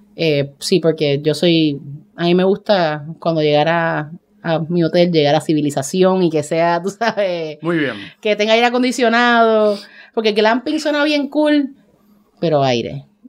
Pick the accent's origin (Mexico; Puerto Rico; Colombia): Puerto Rico; nosotros como los puertorriqueños estamos en todas